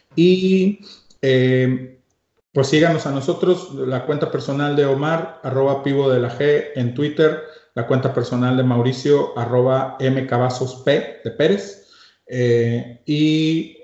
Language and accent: Spanish; Mexico; así somos los mexicanos